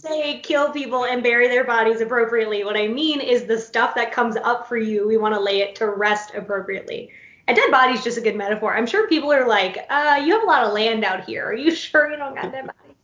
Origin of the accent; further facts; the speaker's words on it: Florida, United States; moved away as an adult; now in North Carolina, United States; I live in North Carolina now, I'm from Florida. Grew up in Florida, born and raised, crazy state